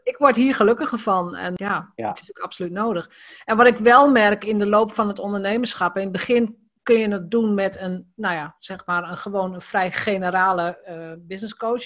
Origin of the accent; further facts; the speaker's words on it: Drenthe, Netherlands; ik ben in Drenthe geboren, opgegroeid.